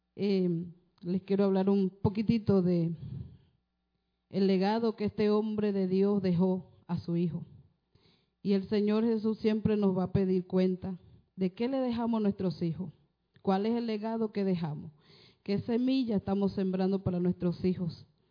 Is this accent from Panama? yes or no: yes; Panama; vengo de Panamá